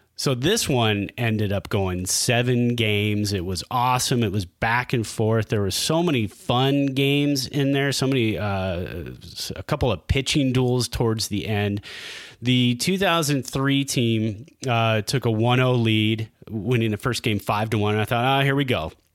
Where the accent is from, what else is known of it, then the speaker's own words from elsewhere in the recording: Bay Area, California, United States; as a Giants fan growing up in the Bay Area